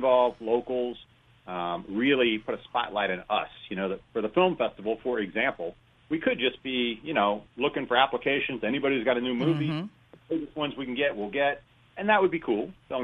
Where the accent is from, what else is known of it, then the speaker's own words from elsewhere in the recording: Dayton, Ohio, United States; moved away as an adult; also born or lived in Cincinnati / St. Louis; now in Clarksdale, United States; I grew up in Dayton, Ohio, went to college in Cincinnati